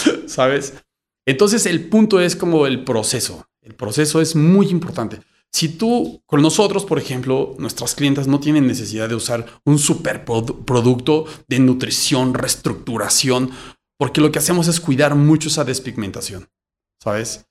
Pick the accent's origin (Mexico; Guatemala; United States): Mexico; somos muchos mexicanos que tenemos este tipo de cabello